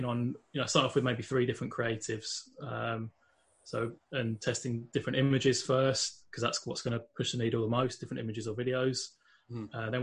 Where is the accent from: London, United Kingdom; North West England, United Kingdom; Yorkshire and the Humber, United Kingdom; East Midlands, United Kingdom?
London, United Kingdom; moved away as an adult; now in Northern Ireland, United Kingdom; I'm not from Northern Ireland originally. I'm actually from London in England, but I've been living over here for about 8 years now